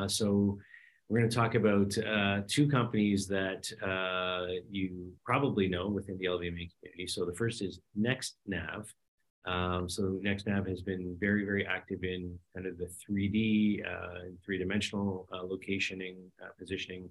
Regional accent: Canada; as a Canadian

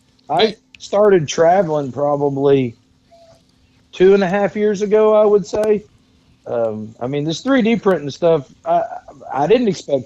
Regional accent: Dexter, Missouri, United States; Dexter, Missouri.

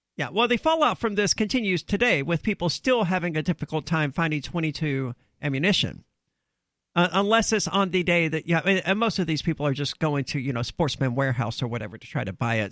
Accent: the South, United States; I'm from the South where a lot of people hunt

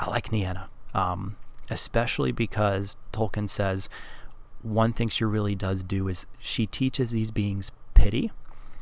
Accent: Wisconsin, United States; accent: Wisconsinese; my accent has a little bit of some Wisconsinese in there

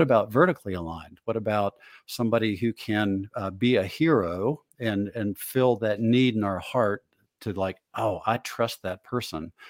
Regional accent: Northeast, United States; I grew up in the Northeast

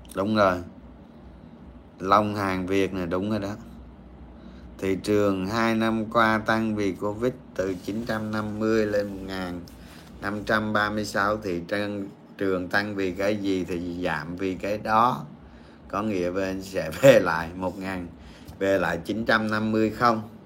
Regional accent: Dong Nai, Vietnam; quê tôi ở đồng nai

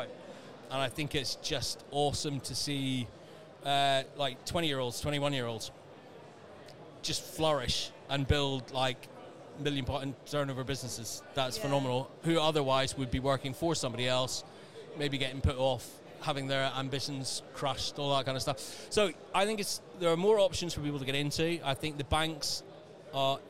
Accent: Northern Ireland, United Kingdom; moved away; Little town in Northern Ireland many, many years ago.

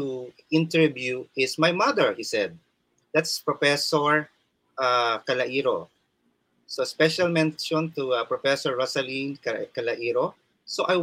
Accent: Samar, Eastern Visayas, Philippines; So yours truly is a Filipino, Warainon. Of course, I was born in Samar

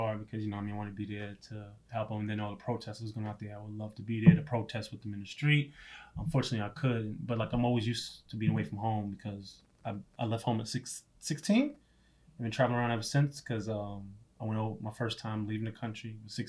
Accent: New York, United States; Yeah, I'm definitely a different person than I was when I grew up in New York.

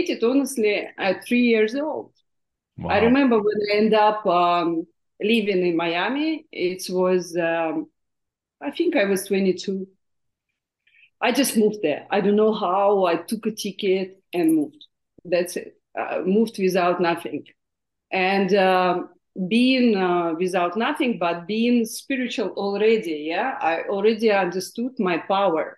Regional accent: Siberia, Russia; English is a second language; moved away; I was born in Siberia, in Russia

